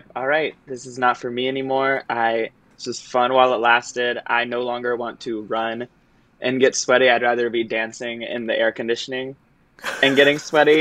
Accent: Florida, United States; moved away as an adult; also born or lived in Michigan; I am originally from Florida and grew up doing sports

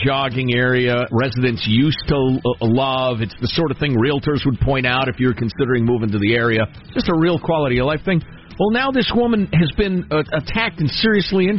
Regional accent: Chicago, Illinois, United States; moved away; I grew up in Chicagoland

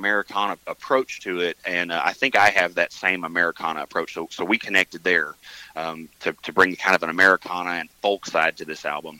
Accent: Mountain View, United States; I play upright bass, and I'm from Mountain View.

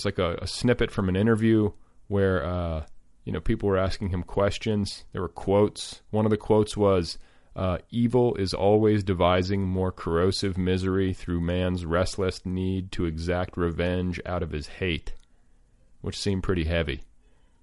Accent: Midwest, United States; a kid who grew up in the Midwest

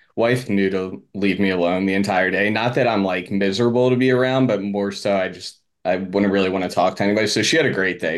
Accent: Philadelphia, Pennsylvania, United States; also born or lived in Media, Pennsylvania; I'm from Philadelphia area. Just moved back to, um, outside of Philly. It's called Media

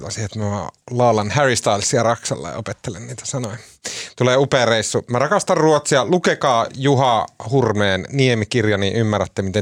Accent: Turkey; Olen itse turkkilainen.

